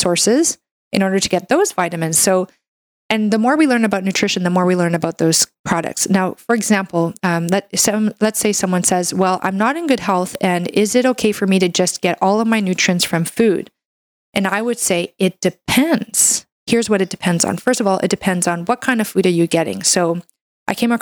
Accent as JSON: {"language": "English", "country": "Canada", "said": "I'm a Canadian medical doctor"}